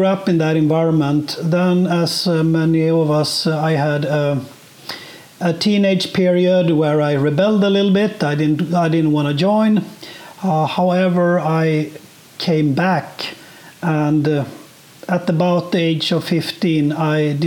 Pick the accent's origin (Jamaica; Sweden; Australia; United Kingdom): Sweden; also born or lived in Bloomington, Indiana; I was born and raised in Sweden and have lived most of my life here.